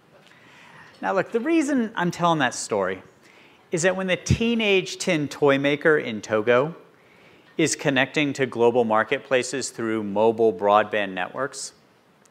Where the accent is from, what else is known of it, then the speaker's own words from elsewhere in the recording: West Virginia, United States; moved away as an adult; also born or lived in Baltimore, Maryland; growing up in West Virginia